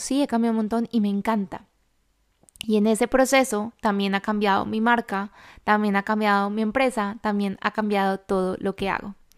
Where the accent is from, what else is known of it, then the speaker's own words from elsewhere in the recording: Colombia; now in Madrid, Spain; yo vivo en Madrid, yo soy colombiana